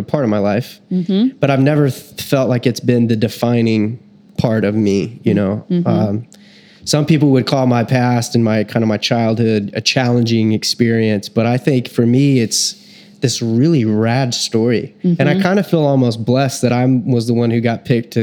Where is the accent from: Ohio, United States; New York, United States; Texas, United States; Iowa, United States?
Texas, United States; I was born in Texas